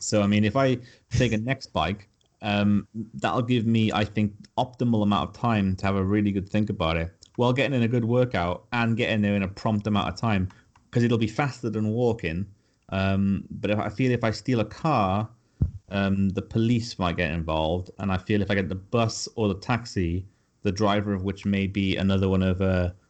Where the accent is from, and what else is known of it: Cardiff, Wales, United Kingdom